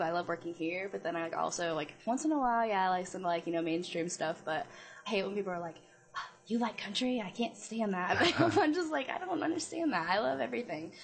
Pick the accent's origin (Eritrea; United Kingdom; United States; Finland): United States; Jasper, Indiana; I'm from a place 2 hours away called Jasper